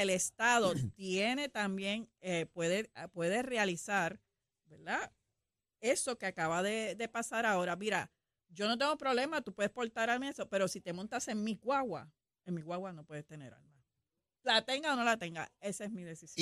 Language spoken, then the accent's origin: Spanish; Puerto Rico; como buenos puertorriqueños